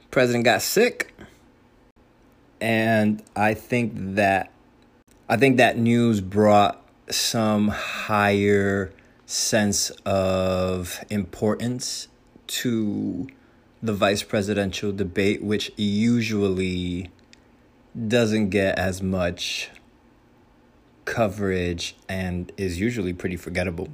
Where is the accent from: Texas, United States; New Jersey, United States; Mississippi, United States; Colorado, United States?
New Jersey, United States; Union City; I am from the Northeast, specifically New Jersey, specifically Hudson County, specifically Union City.